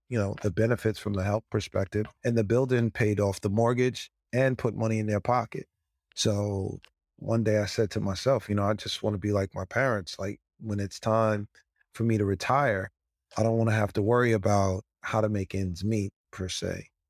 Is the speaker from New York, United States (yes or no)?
yes; White Plains, New York, United States; we lived in a five-family home in White Plains, New York